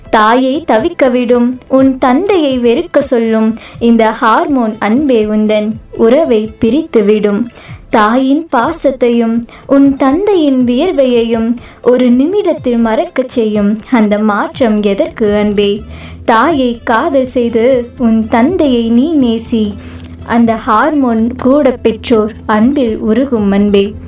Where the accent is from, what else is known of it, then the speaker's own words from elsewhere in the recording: Coimbatore, Tamil Nadu, India; also born or lived in Sivakasi; நான் பிறக்கும்போது சிவகாசியில் இருந்தேன் மூணு வயசில் கோயம்புத்தூருக்கு வந்தேன் அப்போ இருந்து கோயம்புத்தூரில் தான்